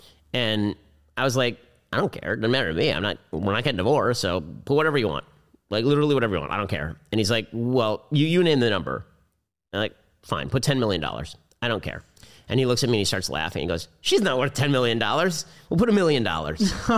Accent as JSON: {"language": "English", "country": "United States", "said": "I'm very American."}